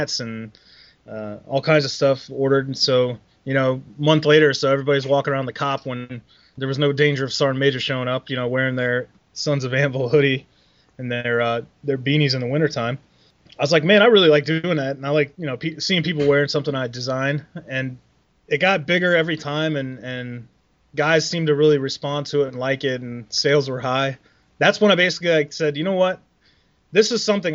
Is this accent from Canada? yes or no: no; Columbus, Ohio, United States; also born or lived in Germany; I'm from Columbus, Ohio, and I'm back here now.